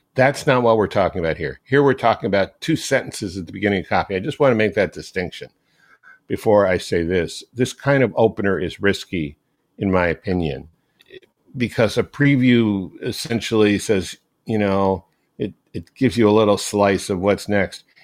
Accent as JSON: {"language": "English", "region": "Maryland", "country": "United States", "tie": "born or raised there", "said": "when I was growing up in Maryland"}